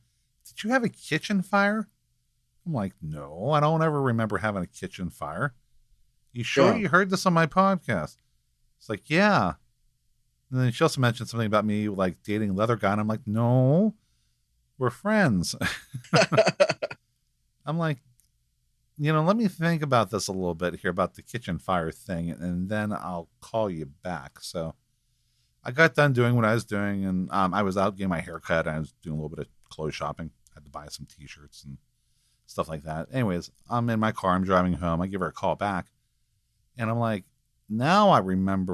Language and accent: English; Greensburg, Pennsylvania, United States; I'm originally from Greensburg, Pennsylvania